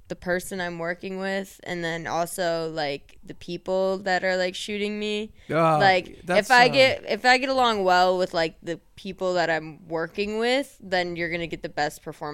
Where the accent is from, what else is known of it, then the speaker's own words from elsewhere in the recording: Grand Rapids, Michigan, United States; moved away; I'm actually from like the not dying side of the state. I'm from Grand Rapids